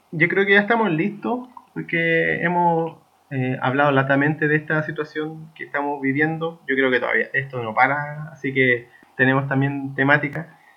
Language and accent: Spanish; Chile; nosotros como chilenos